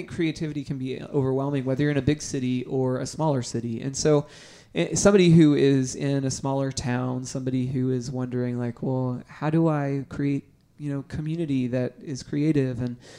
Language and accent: English; Orlando, Florida, United States; also born or lived in Nashville / Atlanta; Yeah, after high school, I was born in Orlando, but after high school, I actually came to Nashville for a little while.